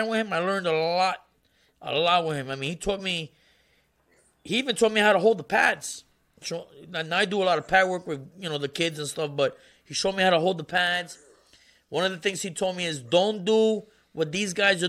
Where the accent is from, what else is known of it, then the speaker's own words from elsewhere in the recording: New York, United States; I'm from New York